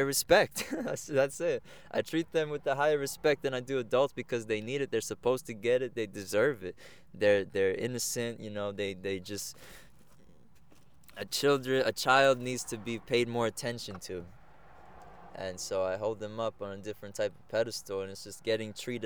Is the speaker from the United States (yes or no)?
yes; Egg Harbor Township, New Jersey, United States; I'm from Egg Harbor Township, New Jersey. But as if we're speaking about culture, Colombia is where I'm from.